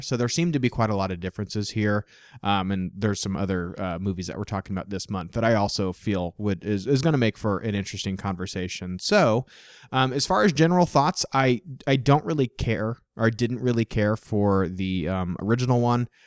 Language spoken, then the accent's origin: English; Midwest, United States; growing up in the Midwest